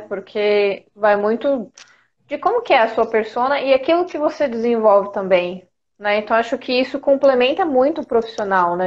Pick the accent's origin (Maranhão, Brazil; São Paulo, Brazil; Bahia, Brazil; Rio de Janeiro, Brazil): São Paulo, Brazil; São José do Rio Preto; moved away as an adult; now in São Paulo, Brazil; eu sou do interior, sou de São José do Rio Preto, bem longe daqui de São Paulo.